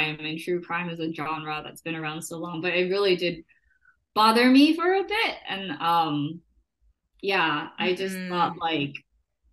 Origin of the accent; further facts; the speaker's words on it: Macau; now in New York, United States; we were both born and raised in Macau. We were classmates and then we both moved to the States